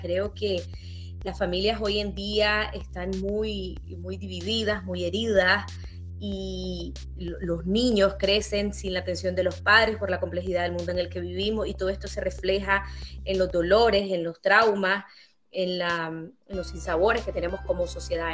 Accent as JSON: {"language": "Spanish", "country": "Nicaragua", "tie": "born or raised there", "also_born_or_lived": "Netherlands / Spain", "said": "También viví en un país durante mi infancia que estaba en guerra"}